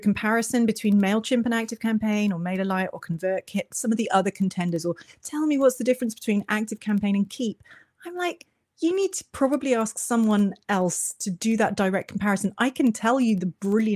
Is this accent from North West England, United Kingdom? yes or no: no; Cornwall, South West England, United Kingdom; accent: British; I am from the very far southwest corner of England in a little county called Cornwall that is mostly sea around the edges and lots of beaches. And I've lived here my whole life